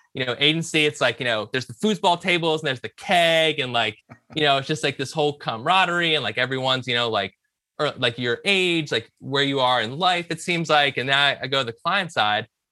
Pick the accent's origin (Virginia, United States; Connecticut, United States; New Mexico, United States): Virginia, United States; Richmond; moved away as an adult; also born or lived in Villanova, Pennsylvania; I grew up in Richmond, Virginia, um, decided to come up north